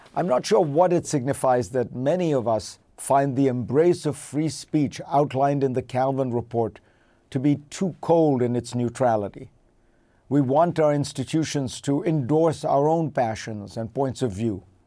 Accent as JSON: {"language": "English", "country": "India", "tie": "born or raised there", "moved": "as an adult", "lives_now": "United States", "said": "Growing up in India"}